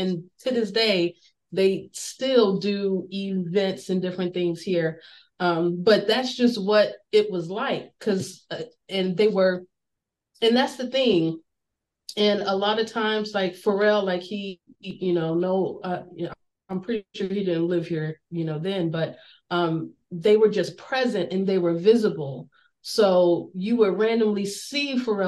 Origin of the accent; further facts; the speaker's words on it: Newport News, Virginia, United States; I'm from Bad News